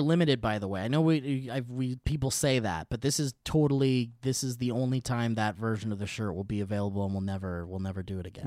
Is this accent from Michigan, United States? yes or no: no; Oxnard, California, United States; also born or lived in Calabasas / Thousand Oaks / Tarzana; I grew up in Oxnard where we didn't even need, we didn't need air conditioning units 'cause we were by the ocean